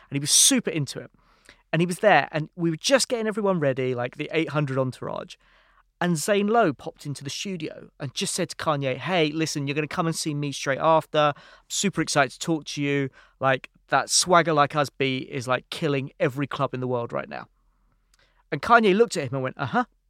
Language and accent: English; London, United Kingdom; also born or lived in San Francisco; I was from London